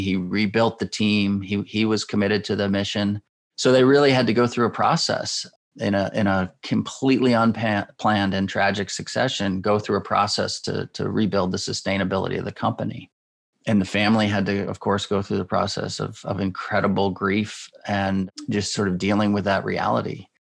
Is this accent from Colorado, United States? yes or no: no; Schenectady, New York, United States; I grew up in Schenectady, New York